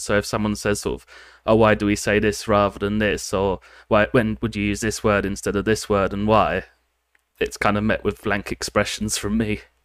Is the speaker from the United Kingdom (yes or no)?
yes; United Kingdom; moved away as an adult; now in Japan; I come from the United Kingdom, and I've been living in Japan for about six, bit over six years now